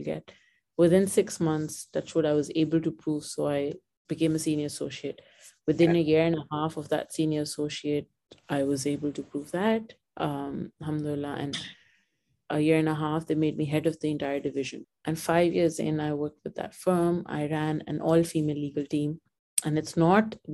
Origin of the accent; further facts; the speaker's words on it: Pakistan; moved away as an adult; now in Dubai, United Arab Emirates; I was born in Pakistan and I never wanted to move out of Pakistan